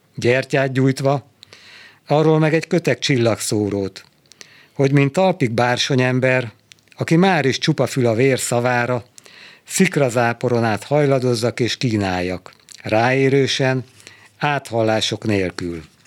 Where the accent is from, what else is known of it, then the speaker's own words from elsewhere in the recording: Budapest, Hungary; moved away as an adult; now in Szentendre, Hungary; én Budapestről származom